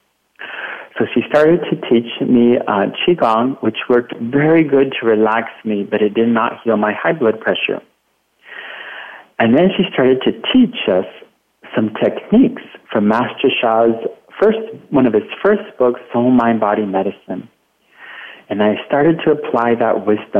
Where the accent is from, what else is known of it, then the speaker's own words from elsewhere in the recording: Watsonville, California, United States; my hometown in Watsonville, California